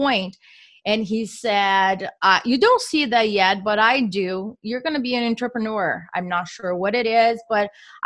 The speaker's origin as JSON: {"language": "English", "country": "Brazil", "moved": "as an adult", "lives_now": "Philadelphia, United States", "said": "I am from Brazil."}